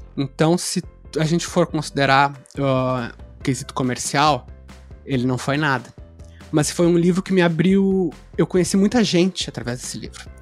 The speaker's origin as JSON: {"language": "Portuguese", "town": "Pelotas", "region": "Rio Grande do Sul", "country": "Brazil", "tie": "born or raised there", "said": "Nasci em Pelotas, Rio Grande do Sul"}